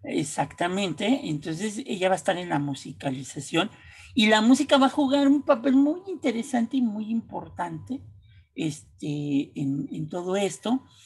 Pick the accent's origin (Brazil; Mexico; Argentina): Mexico